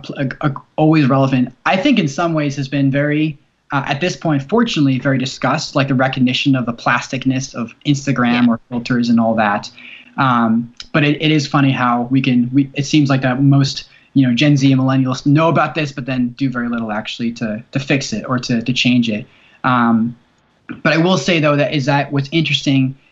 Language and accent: English; New Jersey, United States; now in Tennessee, United States; I was from New Jersey, and I'm living in Tennessee